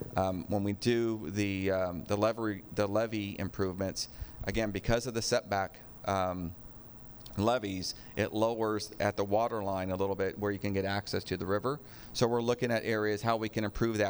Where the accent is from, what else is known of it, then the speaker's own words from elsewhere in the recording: Sacramento, California, United States; now in West Sacramento, United States; when I was growing up on the Sacramento side uh, uh, in the pocket area